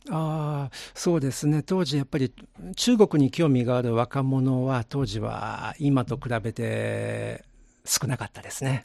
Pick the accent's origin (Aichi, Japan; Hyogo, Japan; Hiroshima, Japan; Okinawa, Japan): Hyogo, Japan; Kobe; moved away as an adult; now in China; 出身は神戸です